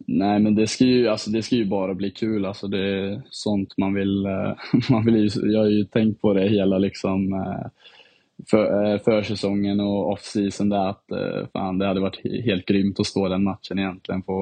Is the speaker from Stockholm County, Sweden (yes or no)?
no; Herrljunga, Västra Götaland, Sweden; also born or lived in Finland / Dubai / London; Jag har bott, eh, lite i, eh, bott i Dubai och London och sen har jag bott lite i Sverige. Och så jag, min, ja, jag skulle klassa mig själv som från Herrljunga egentligen.